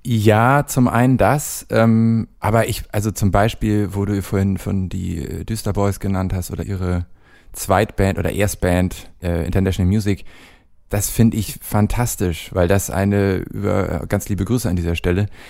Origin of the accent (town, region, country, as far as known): Hamburg, Germany; born or raised there; moved away as an adult; now in Cologne, Germany